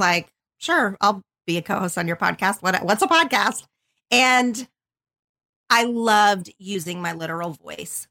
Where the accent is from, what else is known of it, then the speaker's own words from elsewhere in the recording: southern Oklahoma, United States; moved away as an adult; now in Los Angeles, United States; I grew up in a super tiny town in southern Oklahoma.